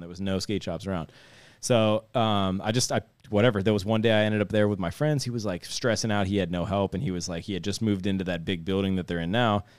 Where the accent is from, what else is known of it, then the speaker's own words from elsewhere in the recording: Youngstown, Ohio, United States; I grew up in Youngstown area